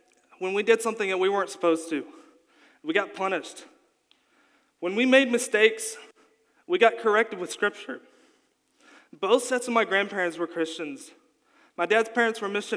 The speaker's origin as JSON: {"language": "English", "region": "Kentucky", "country": "United States", "tie": "born or raised there", "also_born_or_lived": "Colorado", "said": "I was born in Colorado to two parents who loved Jesus. After a year, they felt called to move back to Kentucky with me and my older brother, John Mark"}